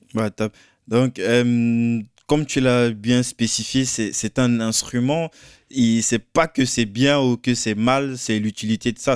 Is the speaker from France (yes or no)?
no; Cameroon; moved away; moi je viens du Cameroun